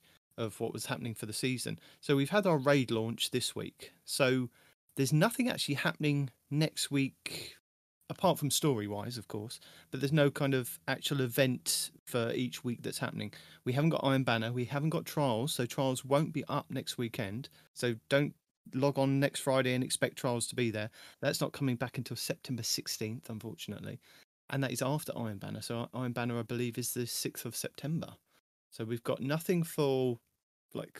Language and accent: English; United Kingdom; I am your British host